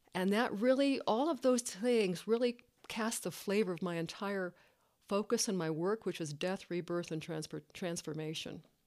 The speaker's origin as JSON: {"language": "English", "area": "Tex-Mex border", "region": "Texas", "country": "United States", "tie": "born or raised there", "said": "I grew up in the Tex-Mex border, as a Chicana"}